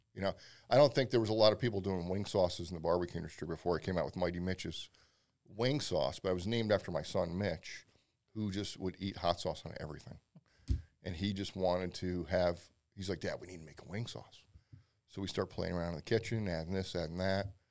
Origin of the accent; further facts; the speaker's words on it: Pennsylvania, United States; also born or lived in Philadelphia; I've been there a very long time, and I born and raised in Pennsylvania